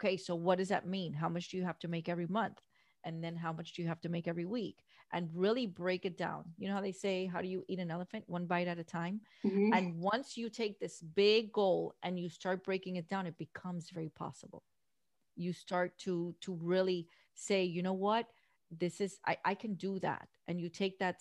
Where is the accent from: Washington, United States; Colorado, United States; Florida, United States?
Florida, United States; Miami; Born and raised in Miami, we don't have mountains here.